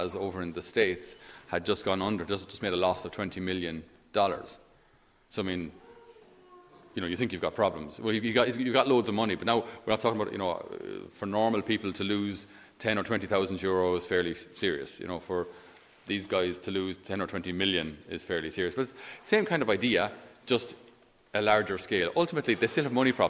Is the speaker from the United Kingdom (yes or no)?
no; Ireland; we, being typically Irish